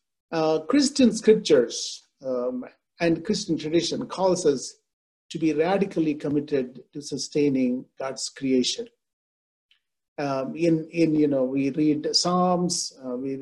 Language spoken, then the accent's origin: English; India; I grew up in India